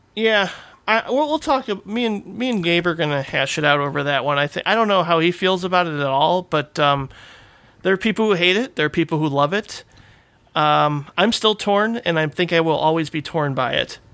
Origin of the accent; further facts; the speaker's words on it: Indiana, United States; also born or lived in Calumet City, Illinois; I grew up in Calumet City, Illinois, till I was eight, and then moved to Indiana for my teenage years